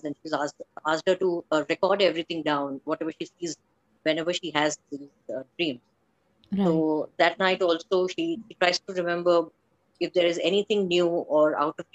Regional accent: Bangalore, Karnataka, India; moved away as an adult; now in Gujarat, India; I was brought up in Bangalore, but settled from the past few years in Gujarat

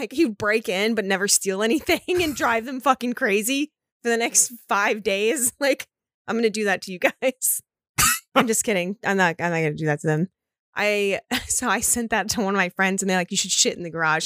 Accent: Florida, United States; I'm from Florida

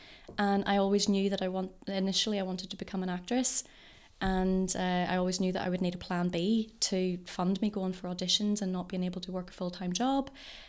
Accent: Northern Ireland, United Kingdom; also born or lived in England; But I was born in Ballymoney and raised pretty much my whole life in Castlebrook.

